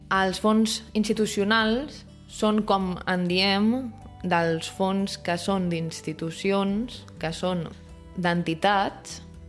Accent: Barcelona, Catalonia, Spain; com a barcelonins

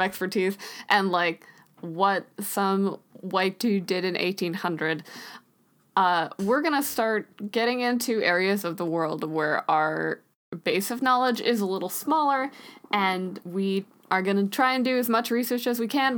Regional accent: United States; we're both from the States

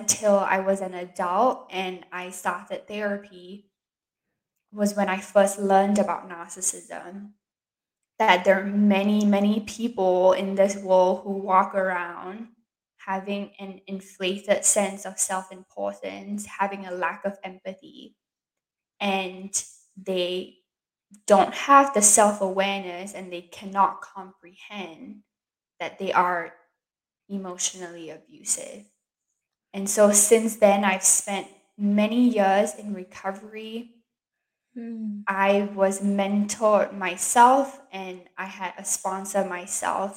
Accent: Singapore; now in United States; I grew up in Singapore

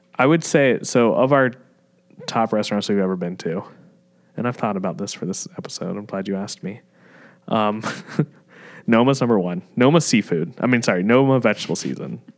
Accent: Fort Mill, South Carolina, United States; moved away as an adult; also born or lived in Charlotte, North Carolina / New York; growing up back then in Fort Mill and Charlotte

